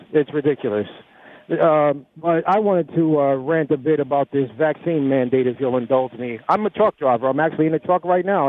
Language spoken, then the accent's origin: English; New Jersey, United States; I'm from New Jersey, Murphy's not my governor